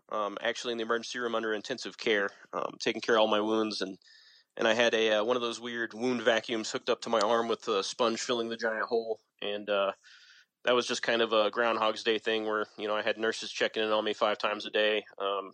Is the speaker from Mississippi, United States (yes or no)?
no; San Antonio, Texas, United States; I'm from San Antonio, Texas